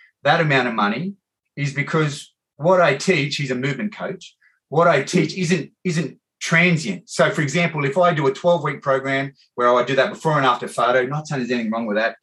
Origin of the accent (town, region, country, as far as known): Australia; now in Hong Kong